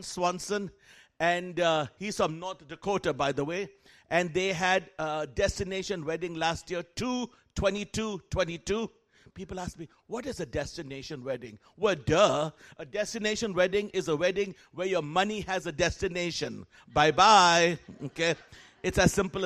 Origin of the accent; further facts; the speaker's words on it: Kolkata, West Bengal, India; moved away; I was born and raised in Calcutta, India, raised by missionaries Mark and Huldah Bunting